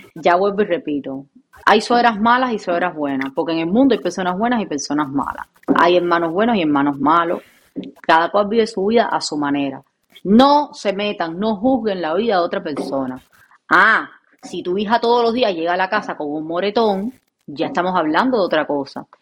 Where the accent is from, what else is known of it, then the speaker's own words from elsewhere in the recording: Cuba; moved away; Yo vengo de Cuba